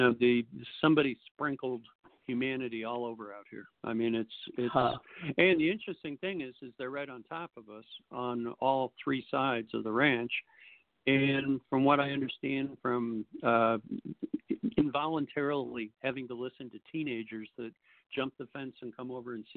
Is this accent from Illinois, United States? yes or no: yes; Chicago, Illinois, United States; moved away as an adult; now in Arizona, United States; I grew up in Chicago and I grew up hard